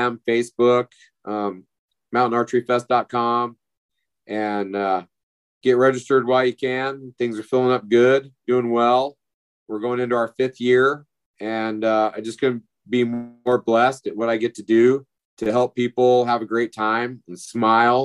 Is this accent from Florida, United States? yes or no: no; Durango, Colorado, United States; my hometown in Purgatory, Colorado, in just outside of Durango